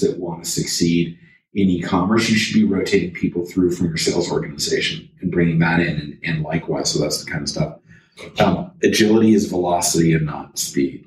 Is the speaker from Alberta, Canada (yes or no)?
no; Toronto, Ontario, Canada; I'm from Toronto.